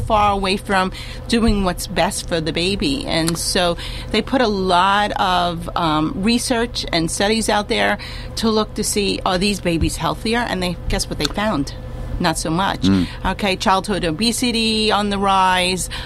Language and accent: English; New York City, New York, United States; I come from the Bronx